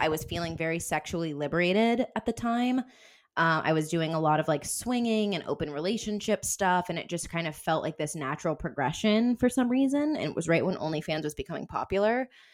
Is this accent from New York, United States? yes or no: no; Denver, Colorado, United States; moved away as an adult; also born or lived in Wisconsin / San Diego; We were born, raised in Denver